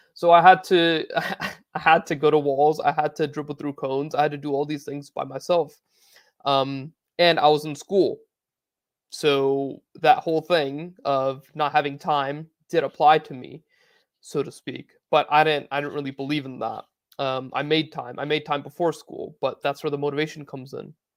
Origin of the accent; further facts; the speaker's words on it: United States; I grew up playing in America